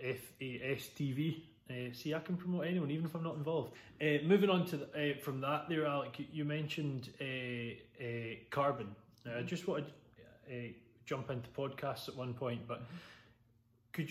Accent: Arran, Scotland, United Kingdom; I'm from Arran

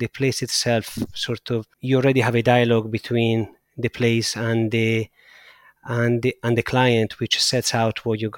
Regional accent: Siena, Tuscany, Italy; I grew up in a place where there was absolutely no garden. I grew up in the center of Siena, and I have no memories of gardens.

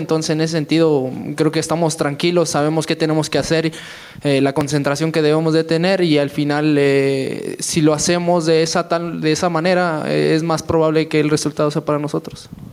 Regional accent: Mexico; somos puros mexicanos

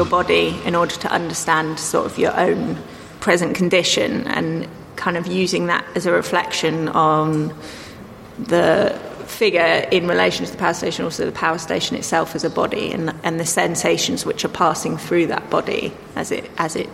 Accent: Dorset, South West England, United Kingdom; moved away; I grew up in Dorset

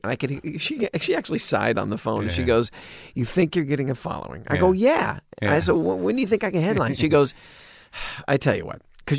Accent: Dallas, Texas, United States; also born or lived in Richardson, Texas; growing up in Dallas and Richardson, Texas

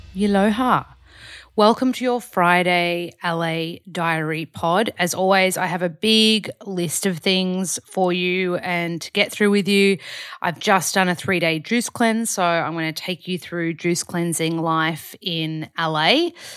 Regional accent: Australia; moved away as an adult; also born or lived in Byron Bay, Australia; now in Los Angeles, United States; Hoyts or Village back home.

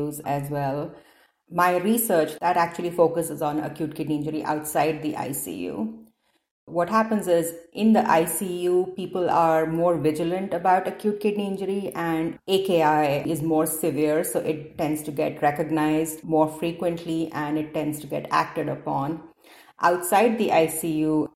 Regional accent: India; born or raised there; moved away as an adult; also born or lived in Detroit, United States / Cincinnati, United States; now in Seattle, United States

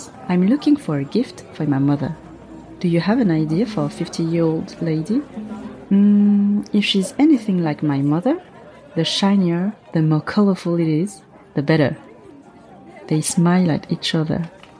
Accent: Paris, Île-de-France, France; Growing up in Paris was great. We lived in a working-class neighborhood. It wasn't exactly the chic Paris you see in magazines, but for me, it was paradise.

